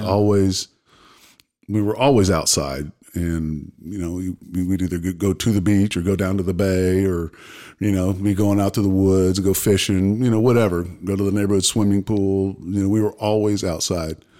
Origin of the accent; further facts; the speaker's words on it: Pensacola, Florida, United States; also born or lived in St. Louis, Missouri; I was born in St. Louis. Don't remember it because moved moved away shortly. Grew up. My, my childhood was in Pensacola, Florida.